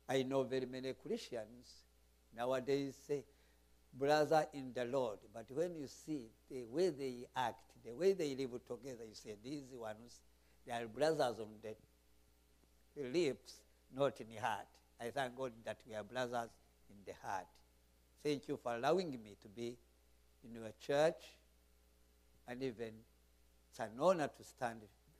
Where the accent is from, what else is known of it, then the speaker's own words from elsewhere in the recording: Rwanda; accent: Rwandan English; I'm speaking English, but Rwandan English.